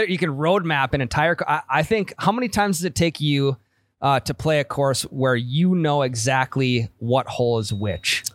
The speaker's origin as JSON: {"language": "English", "region": "Midwest", "country": "United States", "said": "I'm from the Midwest"}